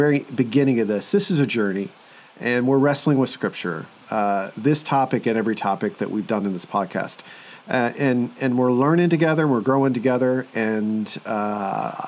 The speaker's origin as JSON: {"language": "English", "town": "Columbus", "region": "Indiana", "country": "United States", "said": "I'm from Columbus, Indiana"}